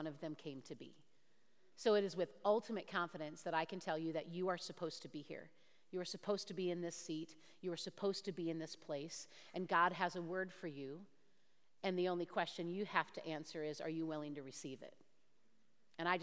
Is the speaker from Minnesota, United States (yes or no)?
yes; Owatonna, Minnesota, United States; We grew up in Owatonna, just south of the Twin Cities, and I am, thank you. I am one of those that is born and bred Minnesota